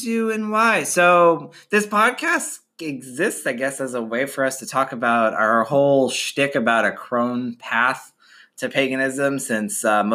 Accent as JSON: {"language": "English", "region": "Western New York", "country": "United States", "said": "I'm from Western New York, the Canada of New York"}